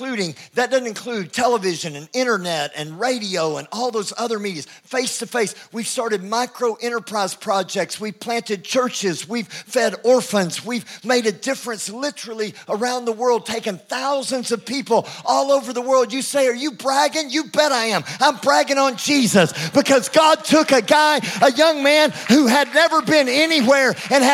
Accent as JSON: {"language": "English", "region": "Texas", "country": "United States", "said": "I'm Texan."}